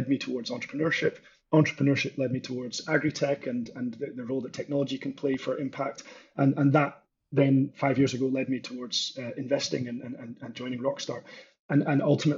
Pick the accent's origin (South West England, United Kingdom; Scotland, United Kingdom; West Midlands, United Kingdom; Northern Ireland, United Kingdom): Scotland, United Kingdom; northeast of; I'm from Scotland originally, grew up with farming and agriculture in the northeast of Scotland